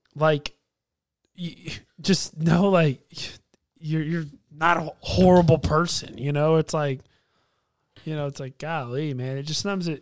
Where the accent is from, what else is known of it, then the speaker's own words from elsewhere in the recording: United States; as a American